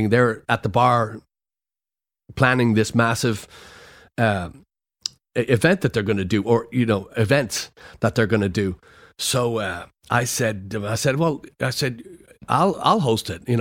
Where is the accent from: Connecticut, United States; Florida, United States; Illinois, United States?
Florida, United States; so I come from Florida, so I was my hair was pretty white from the from the sun, and I was pretty dark